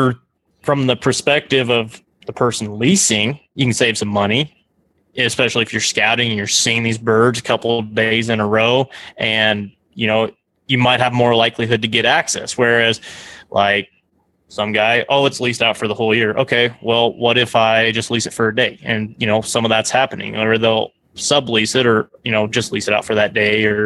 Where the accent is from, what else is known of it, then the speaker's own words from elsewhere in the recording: Nebraska, United States; growing up in Nebraska